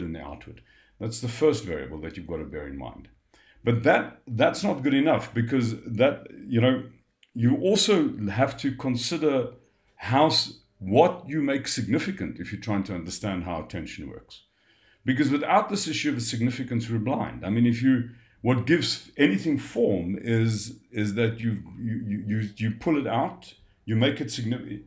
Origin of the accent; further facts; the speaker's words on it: South Africa; I'm a South African